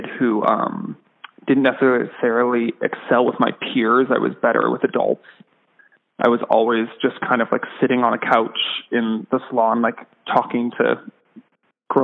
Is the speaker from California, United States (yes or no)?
yes; San Diego, California, United States; I was born and raised in San Diego, California.